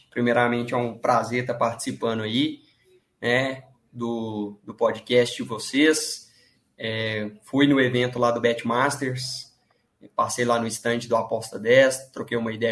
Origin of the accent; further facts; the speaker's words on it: Divinópolis, Minas Gerais, Brazil; sou de Minas Gerais, é {S0} Minas uma cidade perto de {S1} Belo Horizonte, chama Divinópolis, a minha cidade.